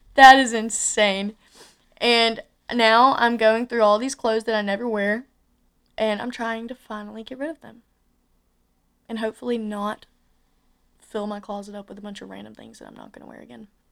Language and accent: English; Andalusia, Alabama, United States; moved away as an adult; also born or lived in Tuscaloosa, Alabama; I'm from Andalusia, Alabama